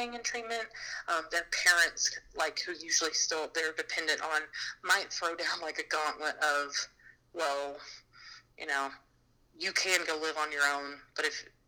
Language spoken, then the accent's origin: English; Alabama, United States; I'm from Alabama.